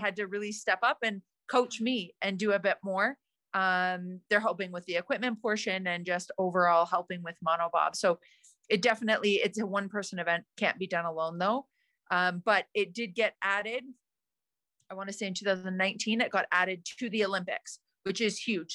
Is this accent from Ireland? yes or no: no; Calgary, Alberta, Canada; where I grew up in Canada, in Calgary